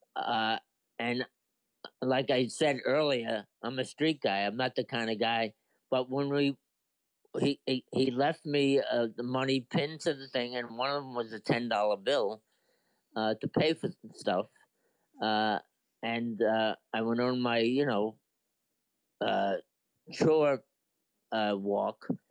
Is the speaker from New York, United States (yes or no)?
yes; New York City, New York, United States; I was from Brooklyn